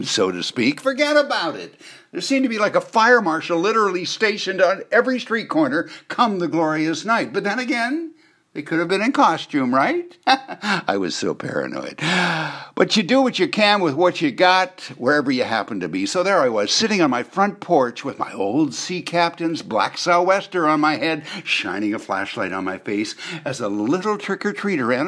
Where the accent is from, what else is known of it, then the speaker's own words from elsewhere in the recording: Victoria, British Columbia, Canada; moved away as an adult; also born or lived in Montreal; I was a kid growing up in Victoria